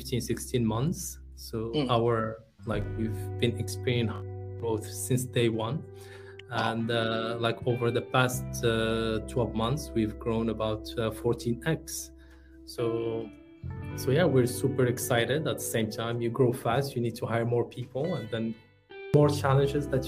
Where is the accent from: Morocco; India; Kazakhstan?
Morocco; moved away as an adult; also born or lived in France; now in United Arab Emirates; I'm originally from Morocco. And when I moved to the UAE